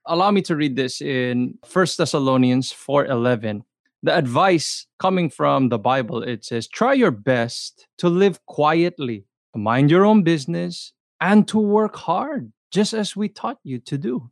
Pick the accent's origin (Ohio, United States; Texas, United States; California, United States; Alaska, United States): California, United States; Los Angeles; I grew up i, in the L A area